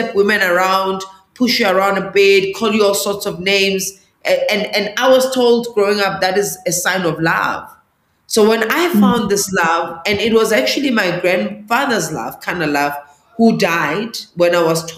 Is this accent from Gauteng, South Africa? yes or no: yes; Johannesburg, Gauteng, South Africa; English is a second language; I was born in Alexandra Township, which is northeast of Johannesburg